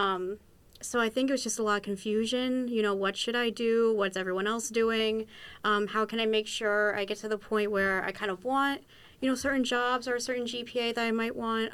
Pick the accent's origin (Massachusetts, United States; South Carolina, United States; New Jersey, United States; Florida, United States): Massachusetts, United States; Western; I'm originally from Western Massachusetts